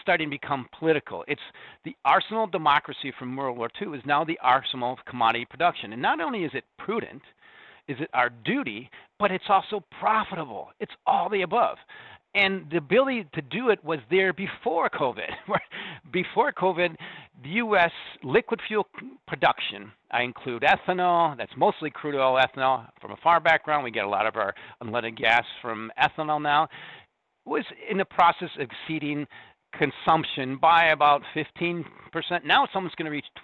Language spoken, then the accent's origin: English; Corn Belt, Midwest, United States; moved away; also born or lived in Lithuania; I'm from the Corn Belt. I own the farm